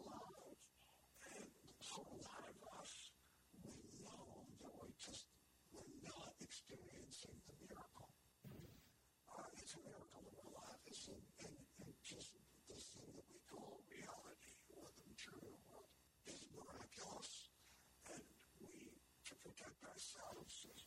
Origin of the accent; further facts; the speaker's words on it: New York City, New York, United States; when I was growing up in the Bronx